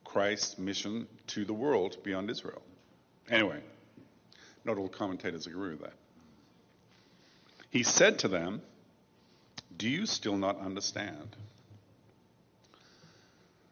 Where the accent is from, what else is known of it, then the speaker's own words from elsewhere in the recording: England, United Kingdom; I grew up in England